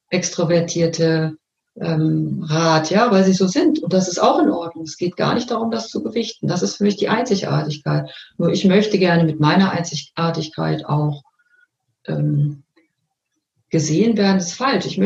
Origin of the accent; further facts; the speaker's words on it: North Rhine-Westphalia, Germany; ich bin ja aus dem Ruhrgebiet geboren und da ging man an Karneval verkleidet in die Schule